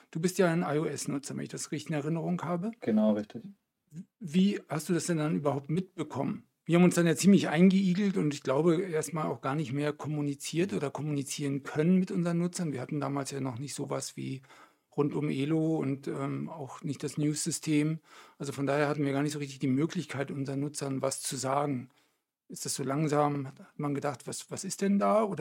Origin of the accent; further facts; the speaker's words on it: Wolfsburg, Lower Saxony, Germany; Ich komme aus dem schönen Wolfsburg